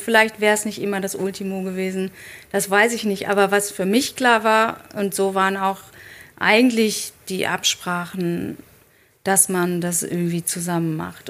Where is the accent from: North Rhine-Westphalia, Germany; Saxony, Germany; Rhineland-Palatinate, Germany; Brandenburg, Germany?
North Rhine-Westphalia, Germany; Dortmund; ich bin in Dortmund aufgewachsen